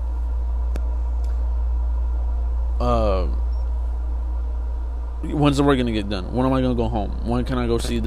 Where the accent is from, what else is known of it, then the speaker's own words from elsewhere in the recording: California, United States; I lived in California, I'm gonna move to Texas